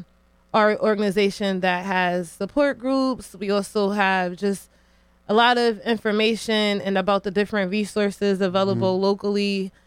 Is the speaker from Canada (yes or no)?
no; New Haven, Connecticut, United States; You know, I love New Haven. For the most part, I was born and raised here